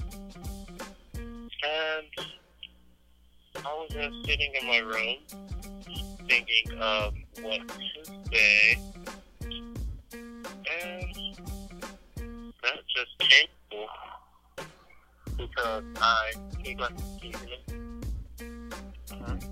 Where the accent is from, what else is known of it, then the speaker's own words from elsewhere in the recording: St. Louis, Missouri, United States; moved away as an adult; now in Texas, United States; I just moved to Texas and a week before we left, well, I'm from St. Louis